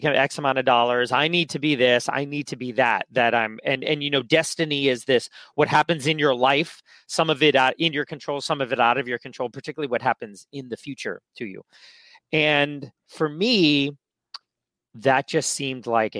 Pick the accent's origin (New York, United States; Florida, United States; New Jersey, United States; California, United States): California, United States; San Francisco; I grew up here in San Francisco, city kid.